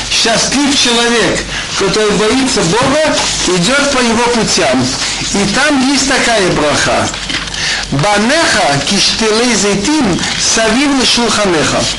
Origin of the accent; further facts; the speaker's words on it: Tashkent, Uzbekistan; я из Ташкента имел два раза виноградник